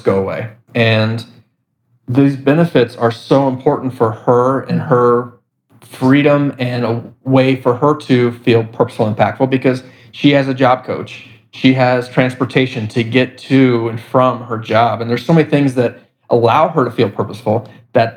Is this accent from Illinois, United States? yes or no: no; Indianapolis, Indiana, United States; We're from Indianapolis, Indiana, but I connected with families and organizations across the country.